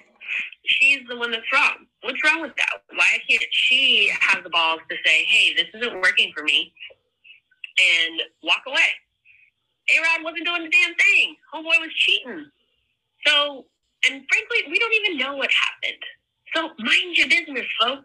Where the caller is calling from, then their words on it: Virginia Beach, Virginia, United States; I am calling from Virginia Beach, Virginia